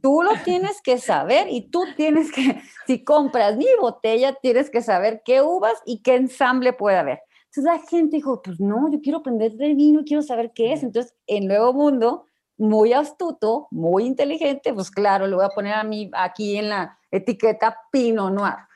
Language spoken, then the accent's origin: Spanish; Ensenada, Baja California, Mexico; moved away as an adult; now in Mexico City, Mexico; yo de Ensenada